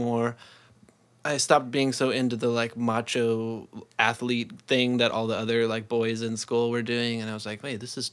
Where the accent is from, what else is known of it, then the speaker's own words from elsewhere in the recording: near Sacramento, California, United States; now in Seattle, United States; I'm from California, kind of near Sacramento